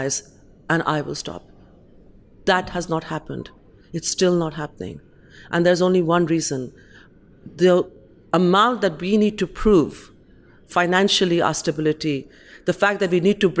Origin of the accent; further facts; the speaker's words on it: Kolkata, West Bengal, India; now in London, United Kingdom; I'm from India